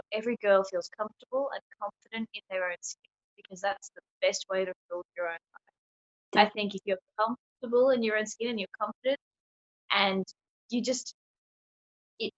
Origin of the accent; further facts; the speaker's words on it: Melbourne, Victoria, Australia; I'm from Melbourne, Victoria in Australia.